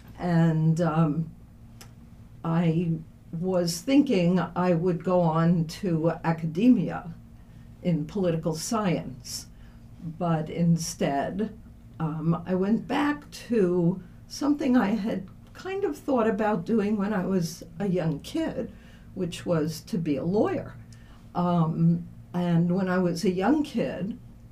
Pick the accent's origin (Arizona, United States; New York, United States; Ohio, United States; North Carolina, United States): New York, United States; Brooklyn; moved away as an adult; also born or lived in Levittown, Long Island / Syracuse; growing up in Brooklyn, what can I say? The big city, it was fun.